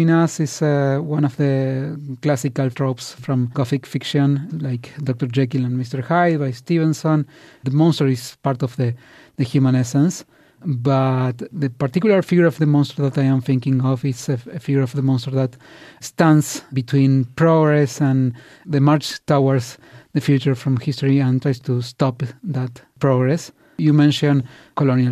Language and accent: English; Buenos Aires, Argentina; moved away as an adult; now in Toronto, Canada; I am from Argentina, Buenos Aires